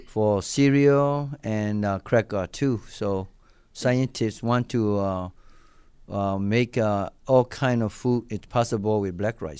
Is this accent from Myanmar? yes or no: yes; Myanmar; English is a second language; moved away as an adult; also born or lived in Japan; now in Buffalo, United States; I'm originally came from Burma, you know, like, I'm Burmese guy